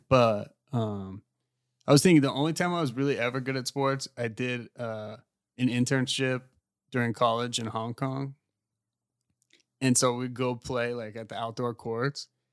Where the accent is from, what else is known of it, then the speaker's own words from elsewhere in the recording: United States; also born or lived in England; being American